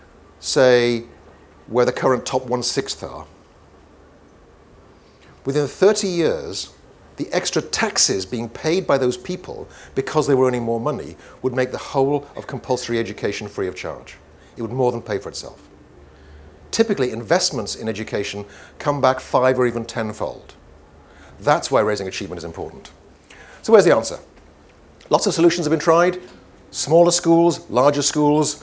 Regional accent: Wales, United Kingdom; first language Welsh; English is a second language; my mother tongue is Welsh

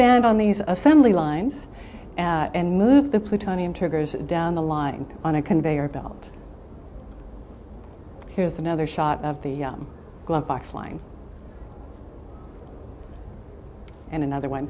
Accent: Arvada, Colorado, United States; also born or lived in Des Moines, Iowa; when I was 3 months old, we moved to Colorado. I was born in Des Moines, Iowa

